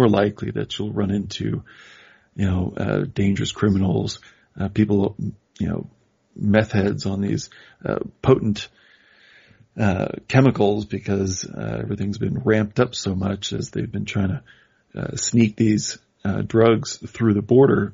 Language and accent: English; Midwest, United States; I'm from the Midwest